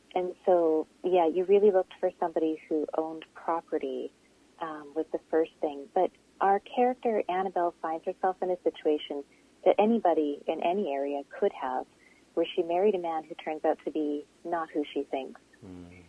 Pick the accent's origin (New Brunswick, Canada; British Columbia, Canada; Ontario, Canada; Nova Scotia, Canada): British Columbia, Canada; also born or lived in Langley, British Columbia / Kitimat, British Columbia; I grew up in BC. I grew up in Langley and Kitimat